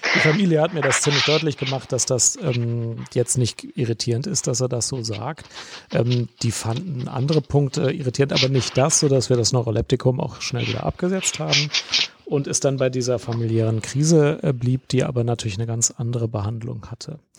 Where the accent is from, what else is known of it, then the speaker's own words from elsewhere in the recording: Germany; ich Deutsch bin